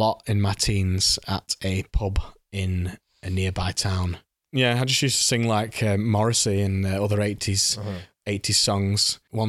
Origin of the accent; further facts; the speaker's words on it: the north of England, United Kingdom; accent: northern; It's my northern accent.